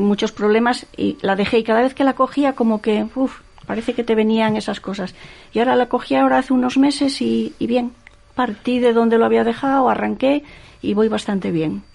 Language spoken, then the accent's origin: Spanish; Gijón, Asturias, Spain; yo soy del Llano, mi madre nació en el Llano, mi abuela nació en el Llano. Entonces esa cuestión familiar, ¿no? Que yo viví, estuve allí hasta los 14 años